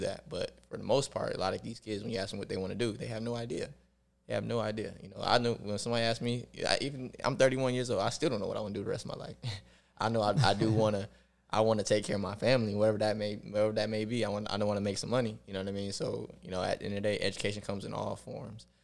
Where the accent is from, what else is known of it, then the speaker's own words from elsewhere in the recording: Rochester, New York, United States; I grew up in Rochester, New York